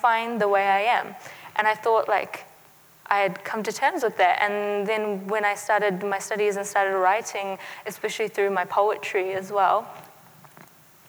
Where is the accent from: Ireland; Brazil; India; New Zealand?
New Zealand; also born or lived in Afghanistan; growing up in New Zealand